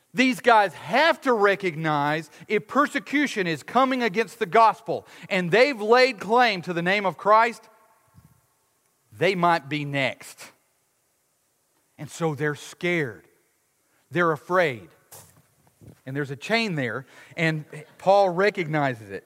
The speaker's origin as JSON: {"language": "English", "country": "United States", "said": "we as American Westerners"}